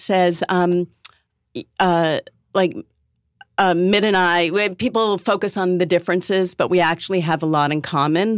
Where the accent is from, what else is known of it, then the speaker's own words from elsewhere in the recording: Newton, Massachusetts, United States; I'm from Newton, Massachusetts